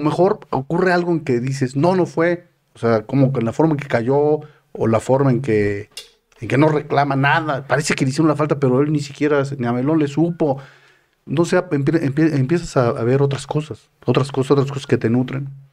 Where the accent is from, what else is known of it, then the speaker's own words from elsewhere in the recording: Mexico; yo como mexicano.